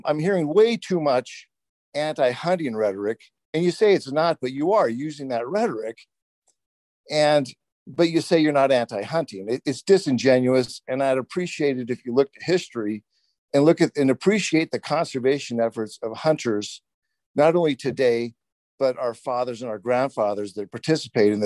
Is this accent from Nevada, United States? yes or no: yes; Nevada, United States; as a young boy growing up in Nevada